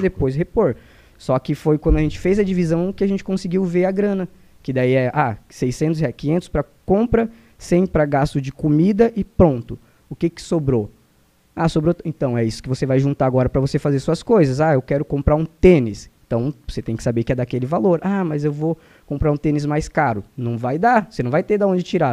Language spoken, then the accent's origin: Portuguese; Mato Grosso, Brazil; moved away; also born or lived in Santa Catarina; eu saí lá do Mato Grosso